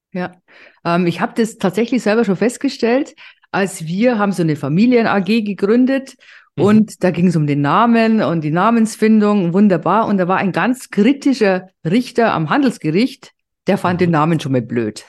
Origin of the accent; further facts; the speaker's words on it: Bavaria, Germany; bei uns in Bayern